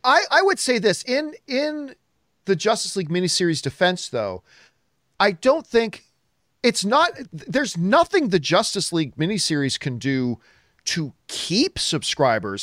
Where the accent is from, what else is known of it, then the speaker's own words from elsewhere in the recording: Canada; I'm from Canada